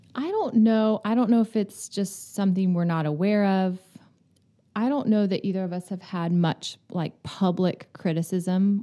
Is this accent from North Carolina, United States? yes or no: no; Florida, United States; moved away; also born or lived in New York; I grew up in Florida on the Gulf